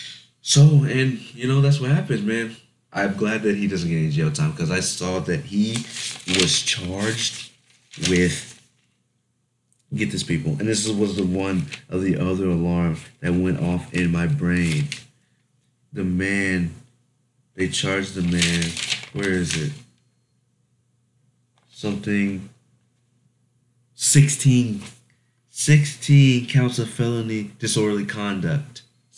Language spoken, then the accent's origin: English; Stuttgart, Arkansas, United States; when I went back to my hometown, the hood, Stuttgart, Arkansas.